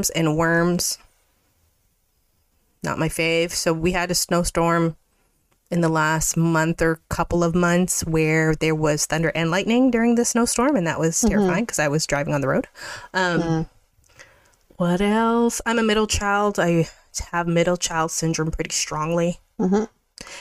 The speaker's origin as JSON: {"language": "English", "town": "Mississauga", "region": "Ontario", "country": "Canada", "tie": "born or raised there", "lives_now": "Toronto, Canada", "said": "I grew up in Mississauga, but live in the downtown area."}